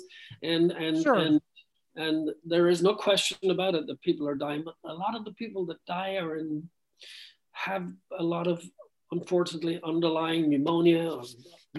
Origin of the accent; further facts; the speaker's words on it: Ireland; moved away; I was born and raised in Ireland